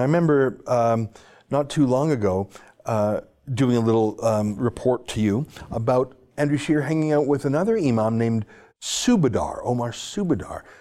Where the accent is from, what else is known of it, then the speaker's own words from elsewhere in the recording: Calgary, Alberta, Canada; I was born and raised in Calgary